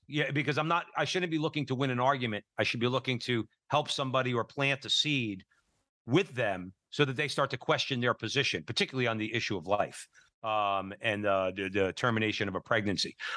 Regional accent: Newark, New Jersey, United States; growing up in Newark, New Jersey

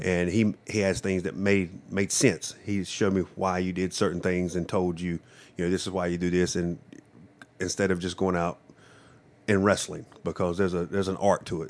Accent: Johnston County, North Carolina, United States; also born or lived in Japan; I grew up in Johnston County my whole life

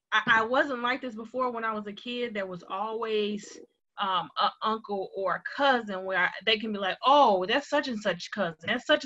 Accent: Chicago, Illinois, United States; moved away as an adult; now in Douglasville, United States; I am originally from Chicago, born and raised south side of Chicago.

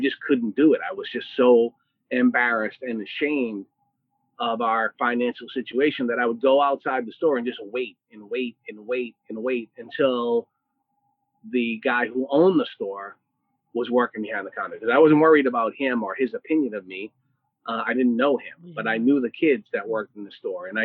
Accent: Boston, Massachusetts, United States; I grew up in Dorchester, Massachusetts, which is part of Boston

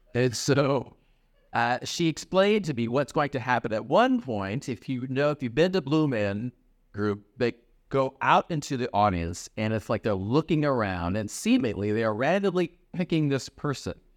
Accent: Iowa, United States; now in Chicago, United States; I grew up in Iowa

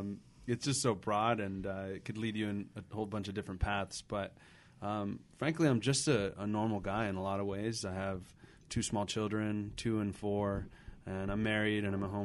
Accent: Los Angeles, California, United States; But I grew up in Boyle Heights, and in a lot of ways, my story reflects the story of a lot of people in Whittier.

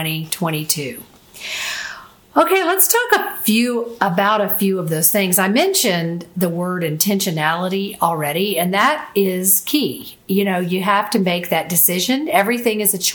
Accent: Florida, United States; I'm from Florida, live in Florida, and I've always been around boats and the Gulf of Mexico all of my life.

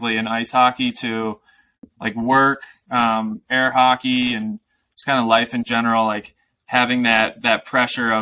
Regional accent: Aurora, Illinois, United States; I grew up in the Chicago suburbs, so like west suburbs, Aurora, Illinois.

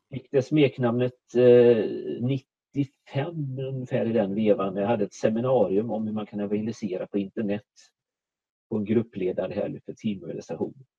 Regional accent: Borås, Västra Götaland, Sweden; moved away as an adult; now in Småland, Sweden; Jag är född och uppvuxen i Borås, närmare bestämt Viared utanför Borås.

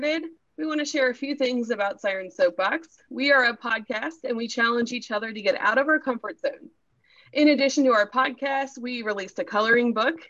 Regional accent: Cincinnati, Ohio, United States; I am from the Cincinnati, Ohio area

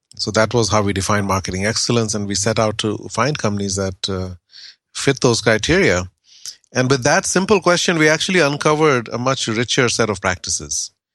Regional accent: India; I grew up in India in the, in the seventies

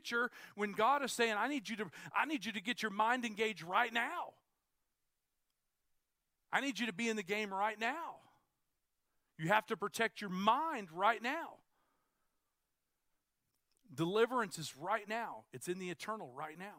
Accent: United States; I'm an American

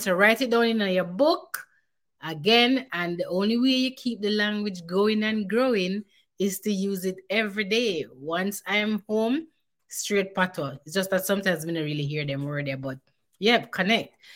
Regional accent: Jamaica; now in Calgary, Canada; when we are Jamaican

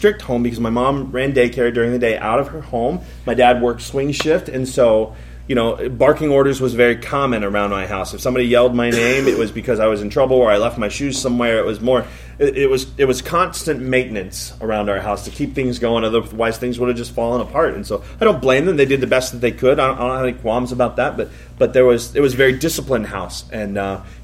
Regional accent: Columbus, United States; I grew up here in Columbus

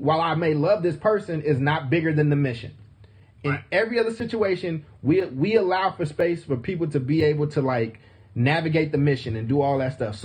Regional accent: Oakland, California, United States; I grew up in Oakland. I grew up in like fucked up conditions in Oakland.

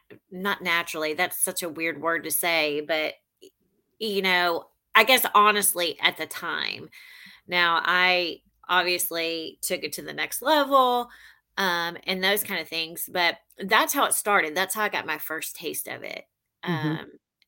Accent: Memphis, Tennessee, United States; also born or lived in St. Louis / El Paso / Jonesboro / Fort Smith; I was born in St. Louis. We moved around a lot. My dad was in the military. We ended up in El Paso, Texas, and then Jonesboro, Arkansas. And then I grew up in Memphis.

